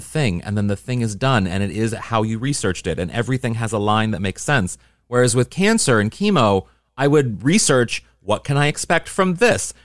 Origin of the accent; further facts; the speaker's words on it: Midwest, United States; I'm a Midwesterner